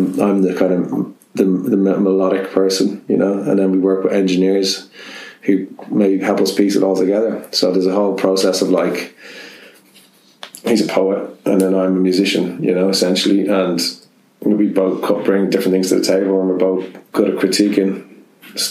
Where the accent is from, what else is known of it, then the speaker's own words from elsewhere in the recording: Ireland; I'm Irish